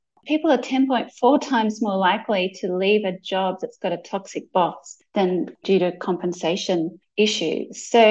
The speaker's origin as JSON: {"language": "English", "town": "Melbourne", "region": "Victoria", "country": "Australia", "tie": "born or raised there", "said": "I'm from Melbourne, Australia. And, you know, growing up in Australia"}